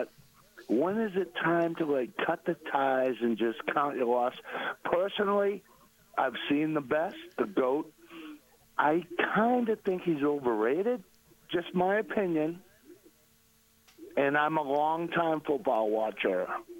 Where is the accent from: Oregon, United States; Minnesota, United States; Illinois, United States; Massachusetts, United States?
Massachusetts, United States; now in Mesa, United States; Hi, I'm a transplant from Massachusetts. I'm an older gentleman. I've been out here 5 years